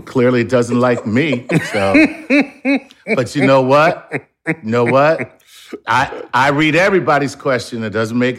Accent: Philadelphia, Pennsylvania, United States; I'm from Philadelphia.

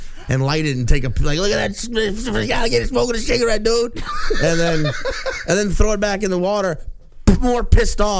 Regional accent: Slidell, Louisiana, United States; I went to high school in Slidell, Louisiana

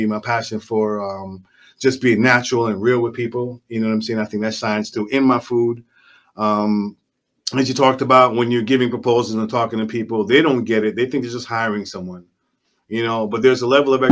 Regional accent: New York City, New York, United States; moved away as an adult; also born or lived in Jamaica; now in South Florida, United States; I'm from Jamaica, born in Jamaica, raised in the Bronx

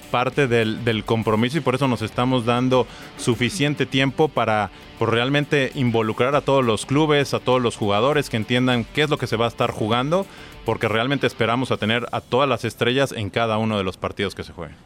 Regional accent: Mexico; soy mexicano

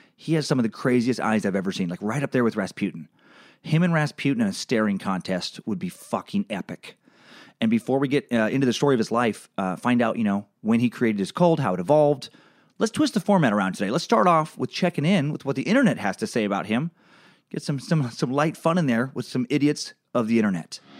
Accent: Riggins, Idaho, United States; I also left my hometown in Riggins, Idaho after a few years

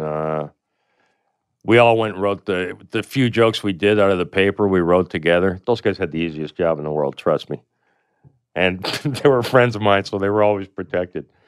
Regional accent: Canada; I come from Canada

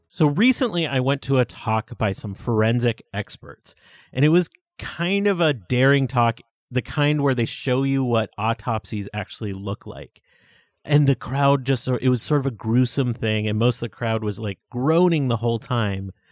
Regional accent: Buffalo, New York, United States; I grew up in Buffalo, New York

